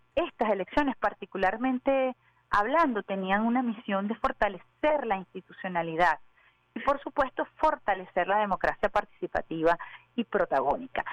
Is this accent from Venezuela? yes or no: yes; Venezuela; como venezolanos y venezolanos